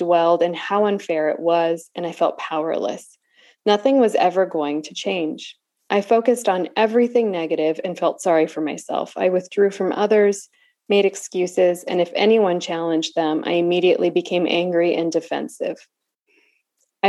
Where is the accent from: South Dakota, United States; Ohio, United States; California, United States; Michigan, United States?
California, United States; moved away as an adult; also born or lived in the American South; now in Southern United States; I'm new to the South. I'm, you know, 11, 12 years into the South, but I'm from California. I did not grow up saying y'all